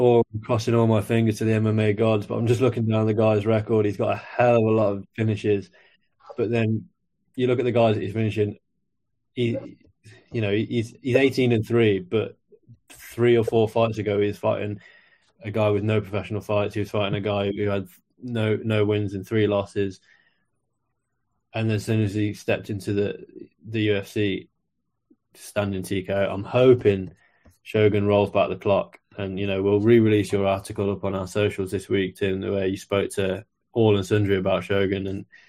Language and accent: English; Mexico; I'm from Mexico, he's from Brazil. It's a nation versus nation thing.